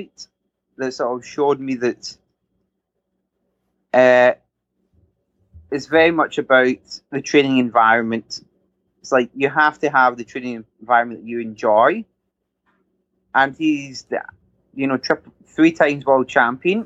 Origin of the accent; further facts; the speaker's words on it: Scotland, United Kingdom; being Scottish